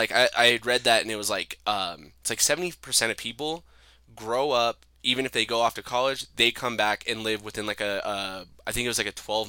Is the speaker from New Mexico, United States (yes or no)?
yes; Farmington, New Mexico, United States; growing up in Farmington, New Mexico is actually, like, a pretty good upbringing for me